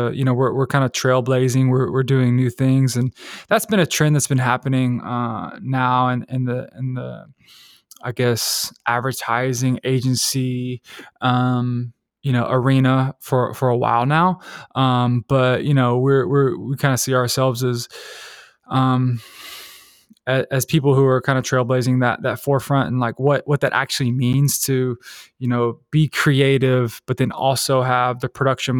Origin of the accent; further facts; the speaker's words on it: Decatur, Georgia, United States; I'm from Decatur, Georgia, which is like, you know, a pretty, you know, big city in Atlanta. It's kind of like neighboring Atlanta City. It's metropolitan Atlanta.